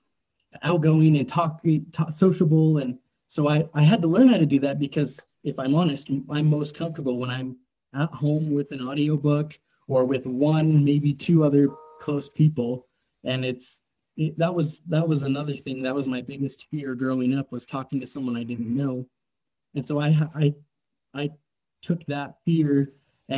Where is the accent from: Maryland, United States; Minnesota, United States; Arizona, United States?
Arizona, United States; Tucson; I'm from Tucson, Arizona. I grew up there